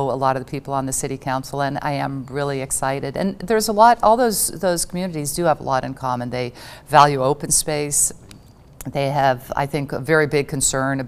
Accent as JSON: {"language": "English", "town": "Los Angeles", "region": "California", "country": "United States", "tie": "born or raised there", "also_born_or_lived": "Laurel, Maryland / Thousand Oaks, California", "said": "I grew up in Woodland Hills, San Fernando Valley"}